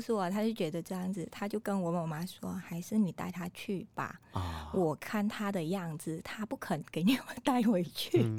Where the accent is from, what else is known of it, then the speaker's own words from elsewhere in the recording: Vietnam; Chinese is a second language; moved away as an adult; now in Taiwan; 我们越南人也，也有做那个现代的书法